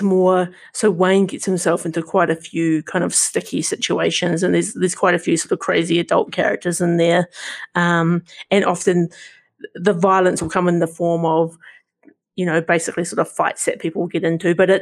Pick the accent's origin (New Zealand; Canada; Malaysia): New Zealand; accent: Kiwi; my Kiwi accent